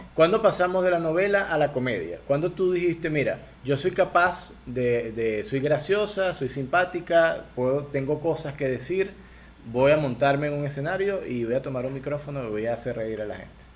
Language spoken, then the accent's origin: Spanish; Barquisimeto, Lara, Venezuela; accent: guaro; moved away as an adult; now in Ecuador; yo soy guaro, yo soy del centro del país, que yo soy del estado Lara de Barquisimeto y ahí somos guaros